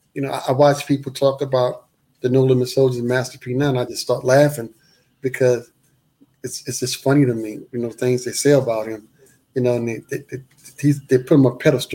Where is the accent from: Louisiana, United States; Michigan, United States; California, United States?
Louisiana, United States; New Orleans; "Man, look, I'm from New Orleans. I remember you from Mid-South.